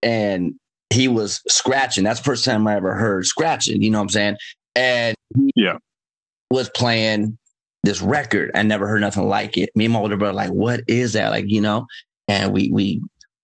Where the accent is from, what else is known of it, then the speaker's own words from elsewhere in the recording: Gardena, California, United States; I'm a Gardena native